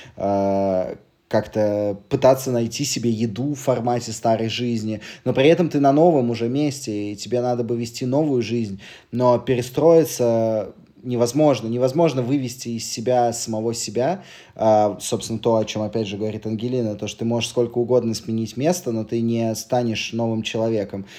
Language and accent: Russian; Moscow, Russia; moved away as an adult; now in Serbia; я щас вот уехал из, э, из Москвы в Сербию, всю жизнь прожил в Москве